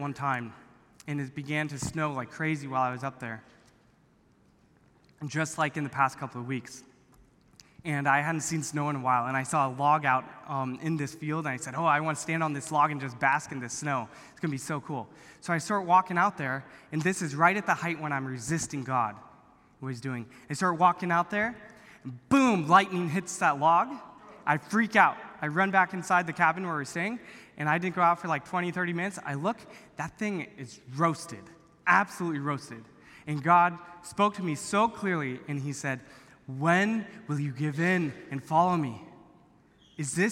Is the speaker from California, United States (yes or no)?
yes; Orange County, California, United States; I grew up here in Orange County